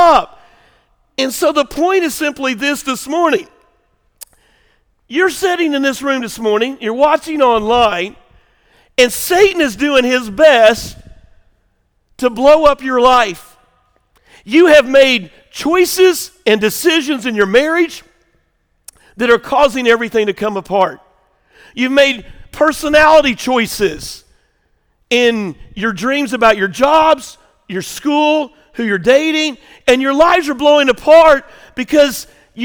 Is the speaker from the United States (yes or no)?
yes; Southern Illinois, United States; I grew up on the farm, Southern Illinois kid